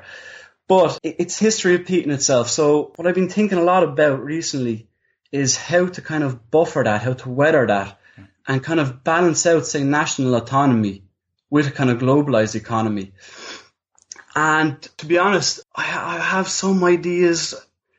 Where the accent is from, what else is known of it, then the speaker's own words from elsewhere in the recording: Ireland; we're Irish, we're living in Ireland